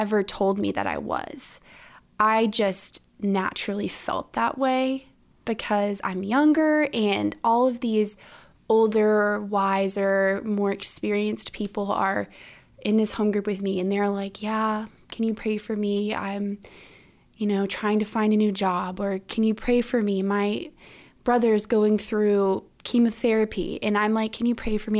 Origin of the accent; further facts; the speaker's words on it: Orlando, Florida, United States; moved away as an adult; now in Stanford, United States; I'm from Orlando, Florida